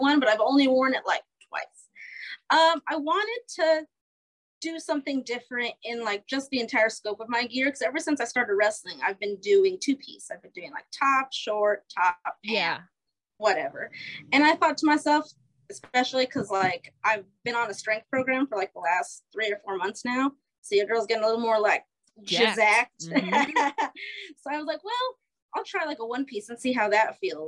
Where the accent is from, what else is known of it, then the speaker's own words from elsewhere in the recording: New Mexico, United States; moved away as an adult; now in Iowa, United States; I grew up in New Mexico.